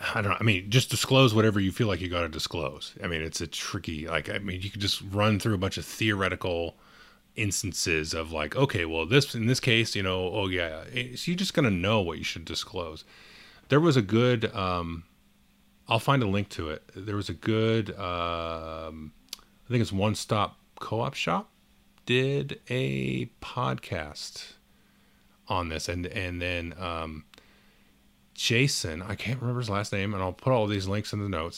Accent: Southern California, United States; I'm from Southern California

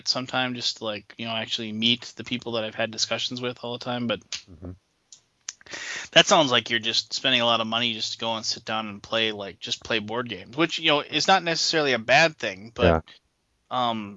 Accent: United States; I'm American

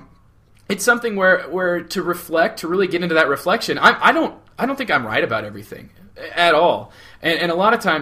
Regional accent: southeast Iowa, United States; moved away as an adult; now in northwestern Iowa, United States; He and I grew up in towns that are literally right across the river from each other in southeast Iowa

